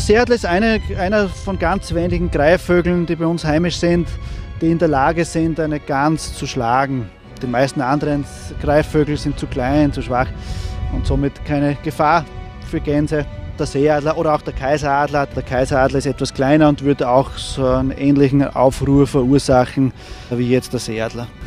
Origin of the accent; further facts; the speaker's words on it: Seewinkel, Burgenland, Austria; Bei uns im Seewinkel